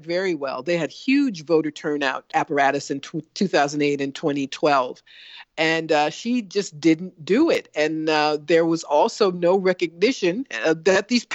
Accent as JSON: {"language": "English", "region": "Ohio", "country": "United States", "tie": "born or raised there", "said": "I was born in Ohio. That's my parents' home"}